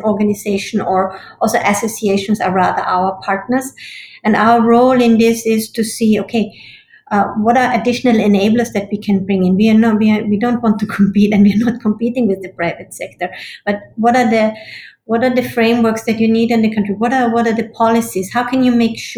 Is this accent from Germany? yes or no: no; Austria; I'm from Austria